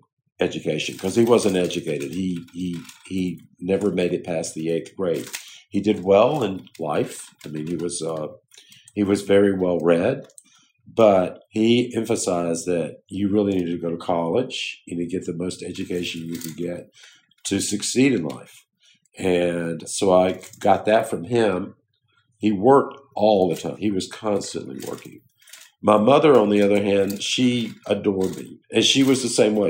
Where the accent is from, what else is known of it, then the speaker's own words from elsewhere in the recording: Jonesville, United States; moved away; when I grew up in Jonesville, it was like 2,300 people.